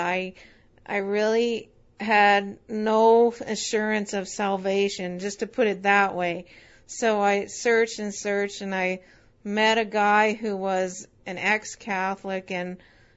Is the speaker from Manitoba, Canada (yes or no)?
yes; Winnipeg, Manitoba, Canada; also born or lived in Nova Scotia; I was born in Nova Scotia. And I was raised in Winnipeg for most of my life